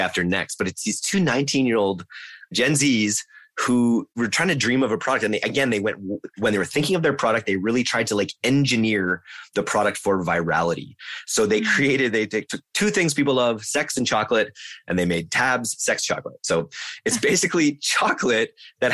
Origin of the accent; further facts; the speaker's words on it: Canada; as a Canadian.